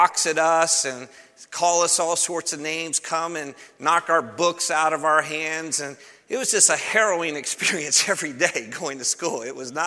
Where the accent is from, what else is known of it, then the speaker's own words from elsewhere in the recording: Cleveland, Ohio, United States; I'm from Cleveland, Ohio, and I remember when I was in third grade, I would walk to school